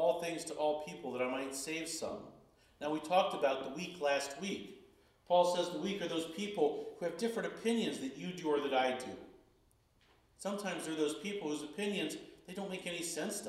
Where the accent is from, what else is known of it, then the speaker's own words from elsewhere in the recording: Chicago, Illinois, United States; growing up in Chicago